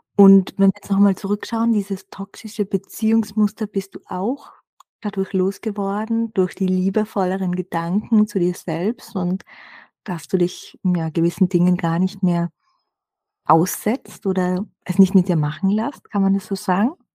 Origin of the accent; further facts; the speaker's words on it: Austria; bei uns in Österreich